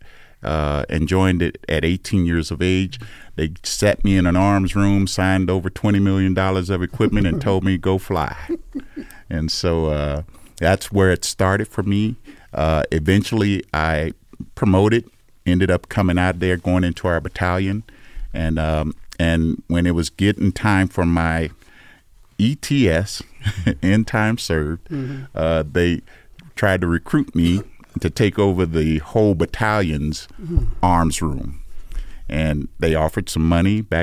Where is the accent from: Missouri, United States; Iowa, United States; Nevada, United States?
Nevada, United States; Las Vegas; born and raised in Las Vegas, Nevada